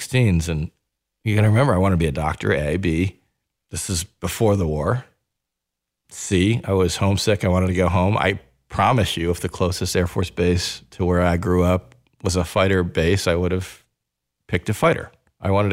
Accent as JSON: {"language": "English", "region": "New York", "country": "United States", "said": "I'm from New York"}